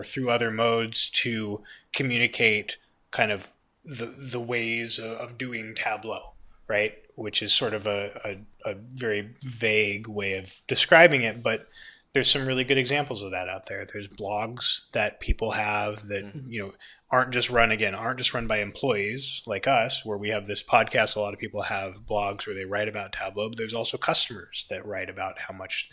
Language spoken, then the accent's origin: English; United States; I'm an American